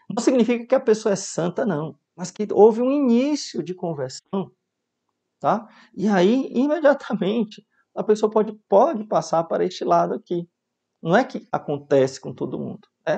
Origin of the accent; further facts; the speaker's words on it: Mossoró, Rio Grande do Norte, Brazil; Na minha infância vivi em Mossoró